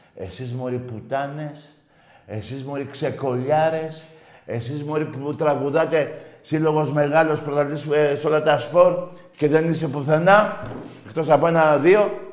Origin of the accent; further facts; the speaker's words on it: Greece; είμαι Έλληνας Ορθόδοξο και Έλληνας